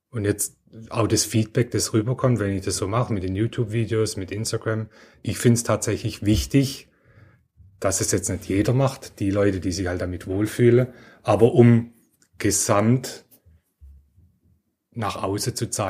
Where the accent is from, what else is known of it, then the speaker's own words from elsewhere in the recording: Heilbronn, Baden-Württemberg, Germany; also ich komme ja aus Heilbronn, da ist Lidl, Audi ganz stark.